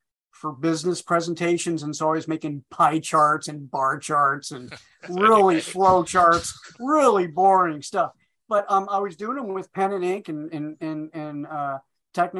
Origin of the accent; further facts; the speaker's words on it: Iowa, United States; moved away as an adult; also born or lived in Minneapolis; I'm from Iowa.